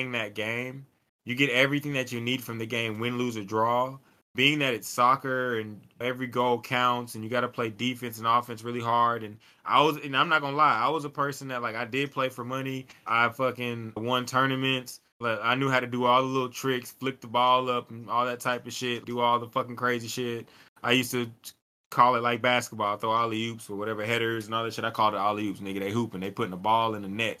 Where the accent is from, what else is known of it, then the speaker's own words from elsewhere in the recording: United States; me as American